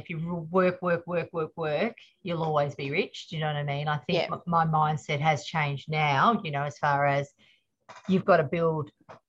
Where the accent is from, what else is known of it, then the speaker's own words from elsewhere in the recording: Wallangi, Victoria, Australia; also born or lived in Melbourne / Seaspray; I was born in Melbourne at Cabrini, but my parents were on a farm in the Valley, in a little place called Wallangi. So it's just outside Woomalang. So Woomalang was my first primary school.